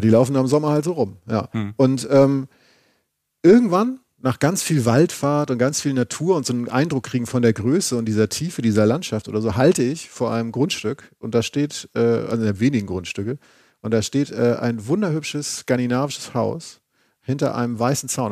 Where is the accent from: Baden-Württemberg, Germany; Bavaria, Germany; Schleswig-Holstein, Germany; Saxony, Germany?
Schleswig-Holstein, Germany; moved away; Von Travemünde, meinem alten Heimatbundesland Schleswig-Holstein